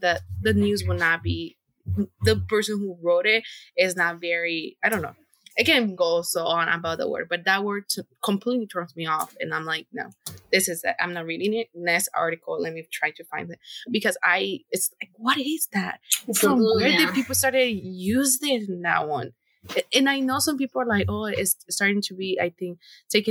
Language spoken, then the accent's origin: English; Honduras; moved away; I grew up listening in Honduras and here